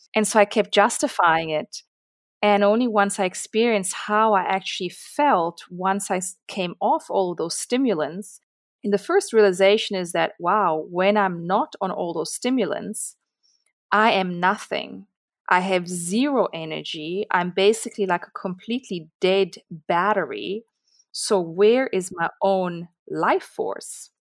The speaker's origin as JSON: {"language": "English", "country": "Italy", "tie": "born or raised there", "moved": "yes", "lives_now": "South Africa", "said": "I grew up in Italy"}